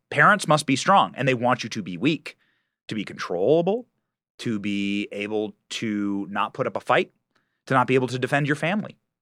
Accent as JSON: {"language": "English", "region": "Iowa", "country": "United States", "tie": "born or raised there", "moved": "as an adult", "said": "I was raised in Iowa"}